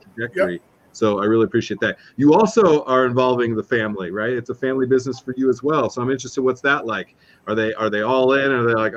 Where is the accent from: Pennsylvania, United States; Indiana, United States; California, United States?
California, United States; Southern; I grew up in Southern California